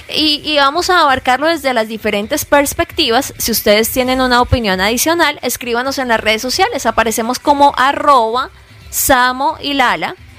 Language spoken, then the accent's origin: Spanish; Colombia; moved away as an adult; now in United States; somos colombianos